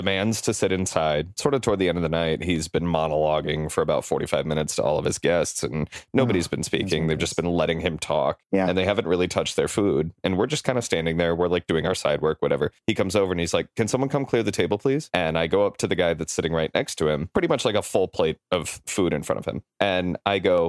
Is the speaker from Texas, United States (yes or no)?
yes; Houston, Texas, United States; now in Los Angeles, United States; I'm from Houston, H-Town. Originally